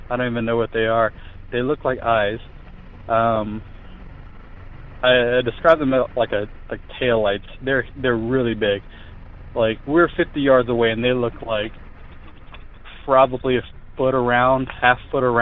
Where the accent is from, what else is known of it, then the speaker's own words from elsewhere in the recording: Lafayette, Louisiana, United States; Um, I am from Lafayette, Louisiana, and uh, my my story.